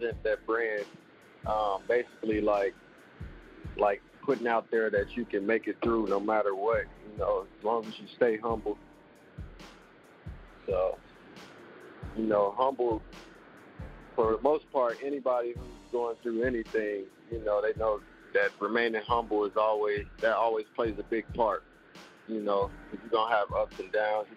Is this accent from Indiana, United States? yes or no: yes; Indianapolis, Indiana, United States; also born or lived in Gary, Indiana; I'm originally born from Gary, Indiana. I moved to Indianapolis, which is not too far from Gary. I was raised in Indianapolis